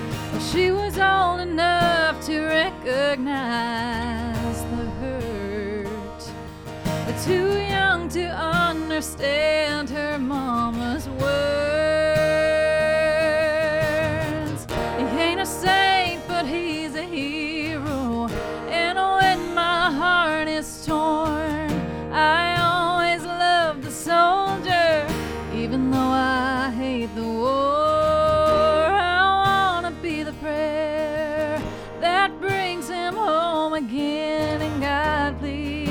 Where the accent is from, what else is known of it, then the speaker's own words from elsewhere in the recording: Pensacola Beach, Florida, United States; I'm from Pensacola Beach, Florida